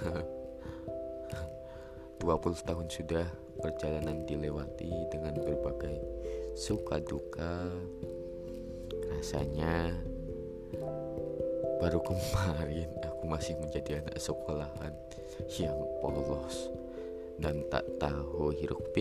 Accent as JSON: {"language": "Indonesian", "town": "Pekalongan", "region": "Central Java", "country": "Indonesia", "tie": "born there", "said": "umurku kali ini baru menginjak 20 tahun dan aku lahir di Pekalongan lebih tepatnya di perbatasan antara Kabupaten Pekalongan dan Kabupaten Banjarnegara"}